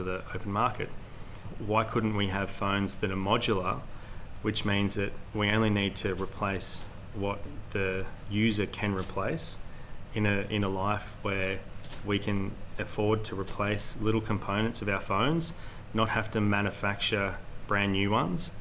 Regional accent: Hazelwood North, Victoria, Australia; now in Warragul, Australia; I grew up on Gunnakurnai Brackalong Clan land in Hazelwood North

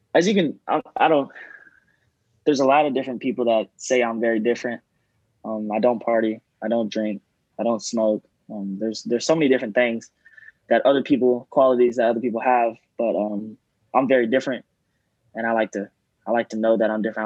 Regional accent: Gilmer, Texas, United States; moved away as an adult; now in Houston, United States; I'm from Gilmer, Texas, um, small town. It's in East Texas

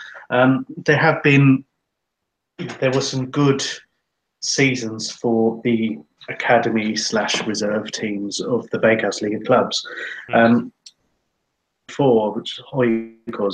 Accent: England, United Kingdom; now in Finland; we're all English, we're from a country that is very opposed to B teams

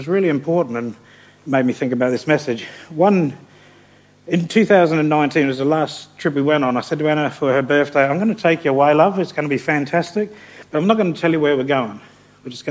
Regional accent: England, United Kingdom; now in Australia; I'm not an Australian citizen, I'm a POM. I've got an English passport and I have a visa that says I can return to Australia

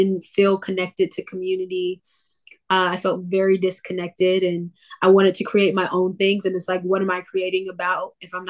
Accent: Jacksonville, Florida, United States; moved away as an adult; also born or lived in Georgia; now in Los Angeles, United States; I grew up in Georgia. I moved to Florida when I was around 9 years old

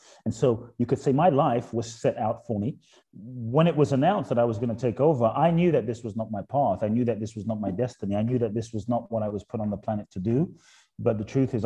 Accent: London, United Kingdom; also born or lived in Ghana / Los Angeles, United States; now in Miami, United States; I was born in Ghana, West Africa. My father's from Ghana, my mother's Japanese. I grew up in London, lived in Los Angeles for 20 plus years, now in Miami

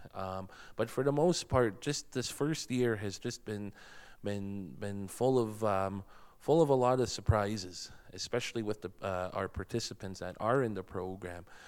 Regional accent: Blood Reserve, Alberta, Canada; moved away as an adult; now in Lethbridge, Canada; I'm from the Blood Reserve. I was born and raised, and I've been living here in the city for a little over three years now.

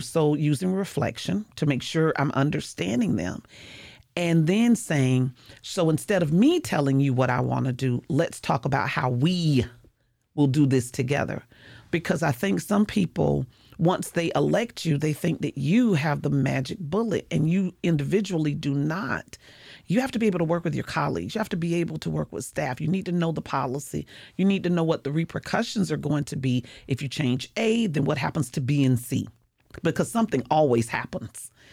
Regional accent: St. Petersburg, Florida, United States; I was born and raised in Saint Petersburg, so I am one of those original natives

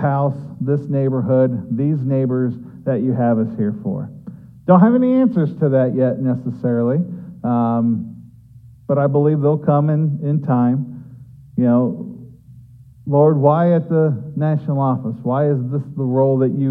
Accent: Ohio, United States; both my wife and I were born and raised in Ohio

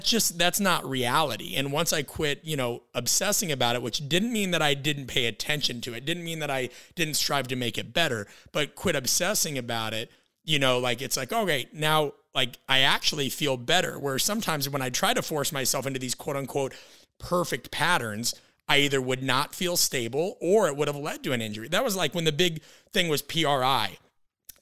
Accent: Midwest, United States

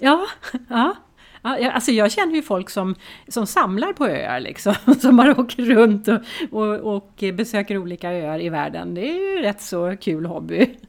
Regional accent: Stockholm, Stockholm County, Sweden; som stockholmare

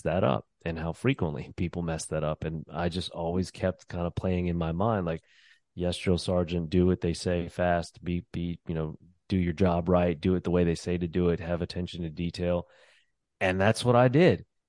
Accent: New Orleans, Louisiana, United States; moved away as an adult; also born or lived in New York; I'm originally from New Orleans. That's where I was born and raised.

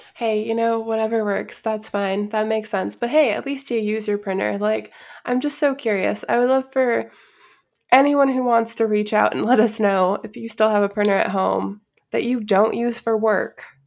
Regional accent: Chicago, Illinois, United States; I'm also from the Midwest, and I'm from, like, the northwest side of Chicago, which is a very union-heavy area of the city

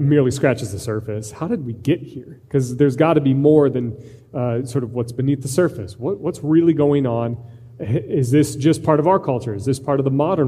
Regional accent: Iowa, United States; I'm from Iowa

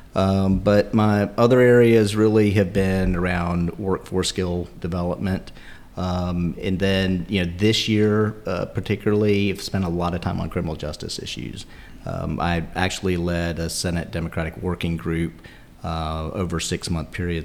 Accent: Fayetteville, North Carolina, United States; I grew up in Fayetteville.

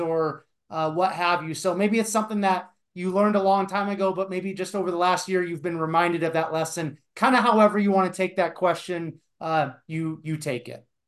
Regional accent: Iowa, United States; moved away as an adult; also born or lived in Denver; I grew up in Iowa

